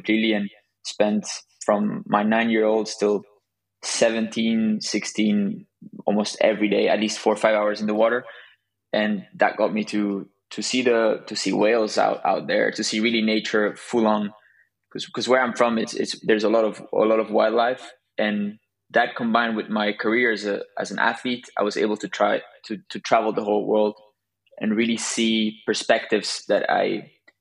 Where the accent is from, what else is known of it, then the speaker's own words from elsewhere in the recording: southern Spain, Spain; also born or lived in Belgium; I'm originally from Belgium, but my parents moved to south of Spain when I was a kid